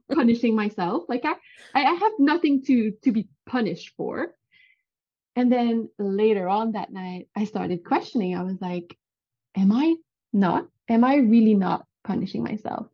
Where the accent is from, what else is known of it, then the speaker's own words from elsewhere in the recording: Canada; accent: French Canadian; English is a second language; I'm French. Well, I'm not French, but I'm French Canadian. So if you hear an accent, that's where it comes from.